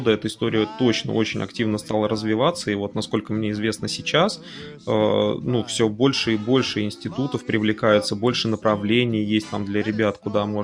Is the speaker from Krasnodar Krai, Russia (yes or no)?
no; Konakovo, Tver Oblast, Russia; А, я на тот момент не задумывался, что от а, удомля до моего родного города Конакова, что на Волге, в два раза дольше, чем от Москвы до него же.